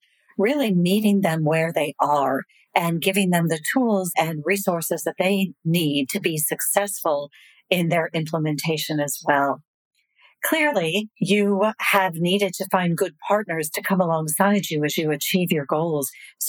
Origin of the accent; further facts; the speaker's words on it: Chicago, Illinois, United States; also born or lived in Peoria, Illinois; I grew up in Chicago.